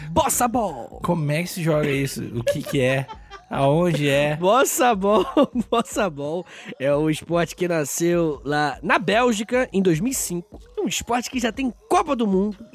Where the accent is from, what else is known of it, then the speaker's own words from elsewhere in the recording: Angra dos Reis, Rio de Janeiro, Brazil; moved away; eu sou de Angra, né? Aliás, ah, era, né?